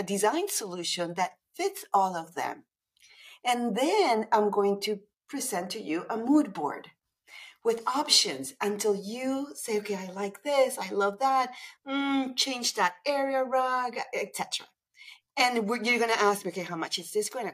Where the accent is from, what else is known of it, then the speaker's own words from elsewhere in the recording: Panama City, Panama; moved away as an adult; now in Toronto, Canada; I'm originally from Panama City, Panama